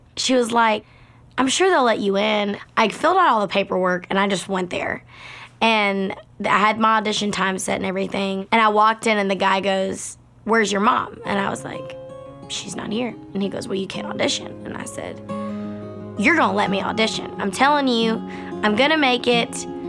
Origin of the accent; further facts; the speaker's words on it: Baytown, Texas, United States; So I grew up in Baytown, Texas, which is outside of Houston. It's probably like 45 minutes from Houston. And I grew up in a very musical family.